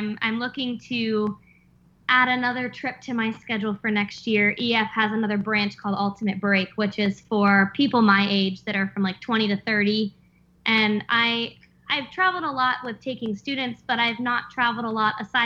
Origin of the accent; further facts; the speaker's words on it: Pennsylvania, United States; now in Virginia, United States; I grew up in Pennsylvania, moved to Virginia